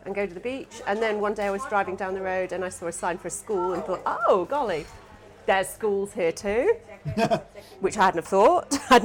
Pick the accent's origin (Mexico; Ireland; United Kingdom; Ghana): United Kingdom; moved away as an adult; also born or lived in Sydney, Australia; I was born in the UK